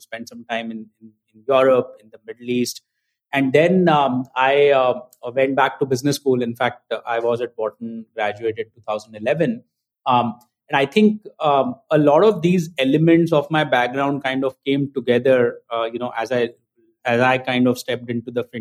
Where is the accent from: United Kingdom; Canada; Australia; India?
India; moved away as an adult; also born or lived in United States; now in Mumbai, India; I grew up in India.